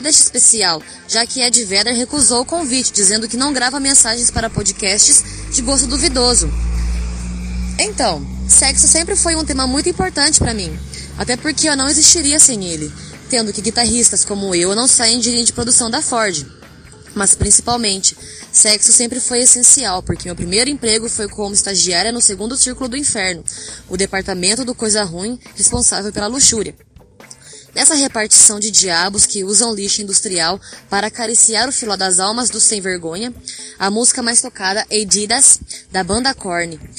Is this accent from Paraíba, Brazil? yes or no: no; Águas da Prata, São Paulo, Brazil; sou de Águas da Prata, interior de São Paulo